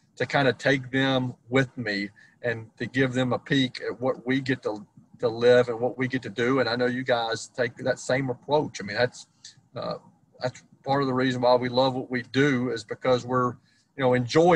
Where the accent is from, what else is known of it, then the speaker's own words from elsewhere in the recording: Nashville, Tennessee, United States; I grew up in Nashville, Tennessee.